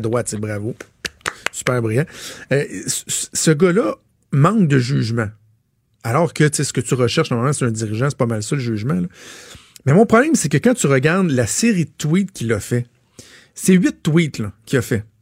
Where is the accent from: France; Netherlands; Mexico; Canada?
Canada; Laval, Quebec; Je suis un fier Lavalois, là, je viens de Laval